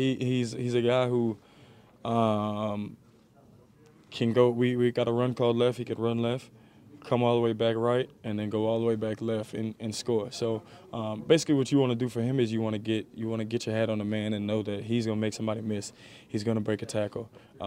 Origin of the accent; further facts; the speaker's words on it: New Orleans, Louisiana, United States; I mean, I grew up in New Orleans.